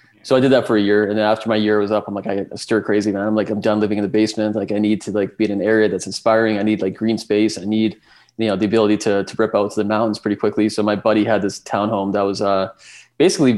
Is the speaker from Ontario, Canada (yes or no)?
no; Calgary, Alberta, Canada; being born and raised in Calgary